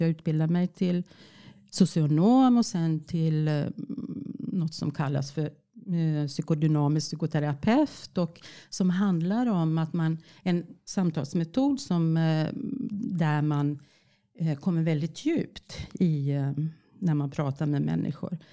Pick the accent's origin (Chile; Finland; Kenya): Finland; accent: Finland Swedish; moved away; Jag är född i Finland och jag är finlandssvenska